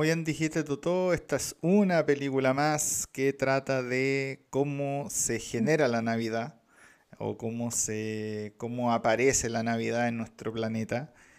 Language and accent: Spanish; Chile; nosotros como chilenos